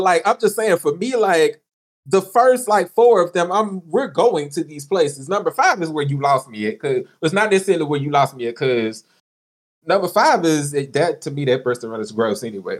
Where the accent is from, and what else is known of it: Memphis, Tennessee, United States